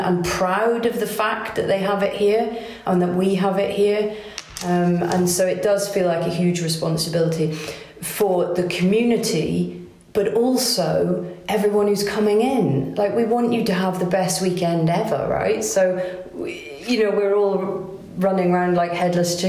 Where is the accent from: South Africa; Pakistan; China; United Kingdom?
United Kingdom; Pembrokeshire, southwest Wales; moved away as an adult; also born or lived in Edinburgh; now in Carrbridge, United Kingdom; I grew up in Pembrokeshire in southwest Wales